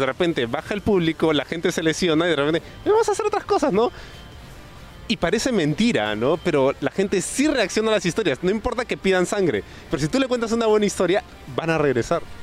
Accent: Peru; los luchadores peruanos somos

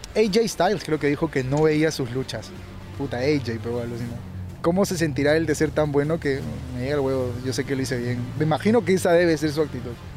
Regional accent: Peru; Aquí en Perú ¿Qué estilo somos los peruanos?

